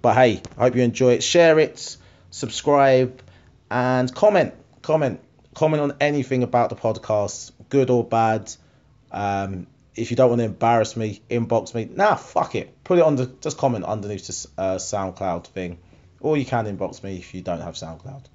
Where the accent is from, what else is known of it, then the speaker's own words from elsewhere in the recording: Harlow, East of England, United Kingdom; Harlow, that's my hometown